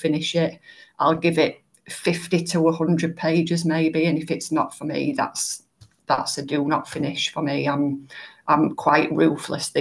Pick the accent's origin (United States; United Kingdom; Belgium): United Kingdom; Yorkshire and the Humber; people know me as a Yorkshire lass